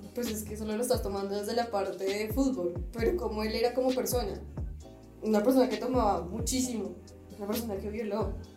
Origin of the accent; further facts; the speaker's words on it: Bogotá, Colombia; como los bogotanos, como somos